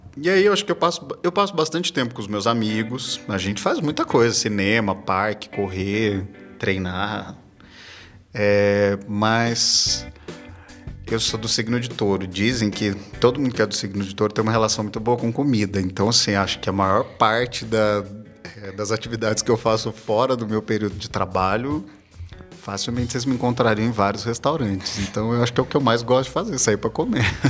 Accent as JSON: {"language": "Portuguese", "region": "south of Minas Gerais", "country": "Brazil", "tie": "born or raised there", "moved": "yes", "lives_now": "São Paulo, Brazil", "said": "Eu nasci numa cidade que fica no sul de Minas. Eu não sou daqui de São Paulo."}